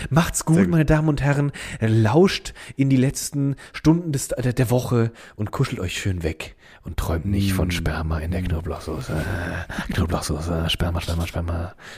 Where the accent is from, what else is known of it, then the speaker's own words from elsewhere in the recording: Miesenheim, Rhineland-Palatinate, Germany; im Dorf Miesenheim, wo ich aufgewachsen bin